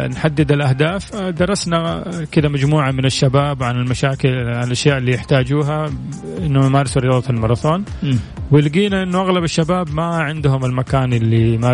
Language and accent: Arabic; Jeddah, Makkah Province, Saudi Arabia; born there; من مواليد مدينة جدة يعني ما هو من مكان ثاني